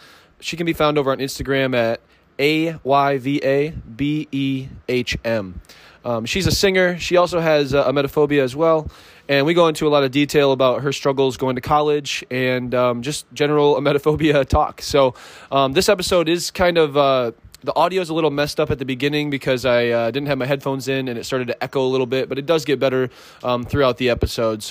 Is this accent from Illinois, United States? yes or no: no; Traverse City, Michigan, United States; I'm from Michigan area. I'm northern Michigan near Traverse City